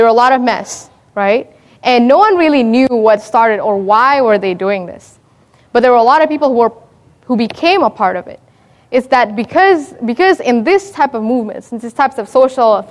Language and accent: English; Indonesia; moved away; I'm from Indonesia, and so if you speak to any Indonesian my age, we experience a revolution in about 97, 98